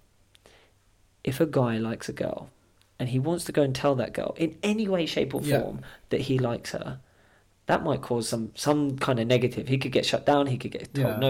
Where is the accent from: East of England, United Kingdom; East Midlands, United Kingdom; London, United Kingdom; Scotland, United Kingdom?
Scotland, United Kingdom; now in England; My whole family, we're all from Scotland